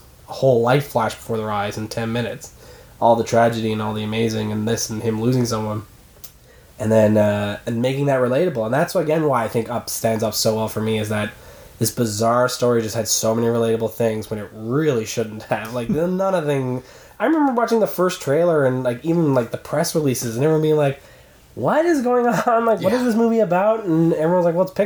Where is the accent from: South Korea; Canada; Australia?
Canada; Newfoundland and Labrador; moved away as an adult; now in Toronto, Canada; In Newfoundland, I'm from Newfoundland